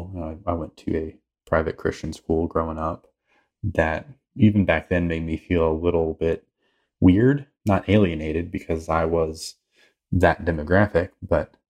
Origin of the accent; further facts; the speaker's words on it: Orlando, Florida, United States; now in Durham, United States; originally from Orlando, Florida, but I live in Durham, North Carolina now